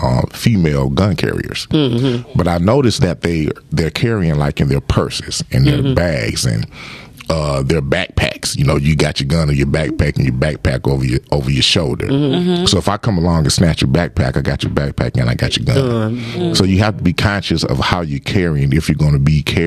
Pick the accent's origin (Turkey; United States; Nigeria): United States; Lawton; from the hood. I grew up living in Lawton.